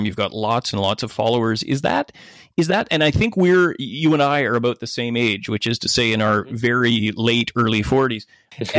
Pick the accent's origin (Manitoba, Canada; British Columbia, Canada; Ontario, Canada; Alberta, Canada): British Columbia, Canada; Gibsons; my hometown of Gibson's, just outside of Vancouver.